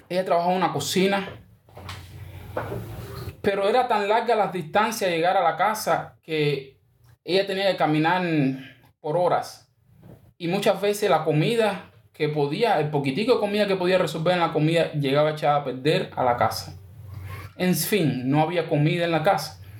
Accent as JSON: {"language": "Spanish", "region": "Pinar del Río", "country": "Cuba", "tie": "born or raised there", "also_born_or_lived": "Santiago de Cuba", "said": "nosotros vivíamos en Santiago de Cuba, yo nací en Santiago de Cuba, y mi mamá se mudó a Pinar del Río."}